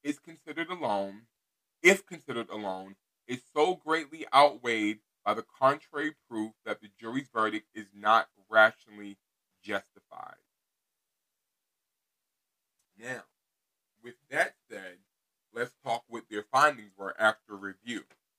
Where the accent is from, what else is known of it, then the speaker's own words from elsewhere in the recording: Los Angeles, California, United States; now in Texas, United States; I'm from South Central Los Angeles, California. I was extradited to Texas in February of 2003